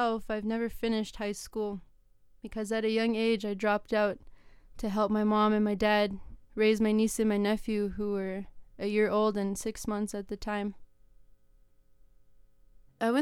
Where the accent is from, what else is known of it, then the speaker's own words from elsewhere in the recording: Bighorn Reserve, Alberta, Canada; I was raised on the Kiskawapdun First Nation, also known as the Bighorn Reservation.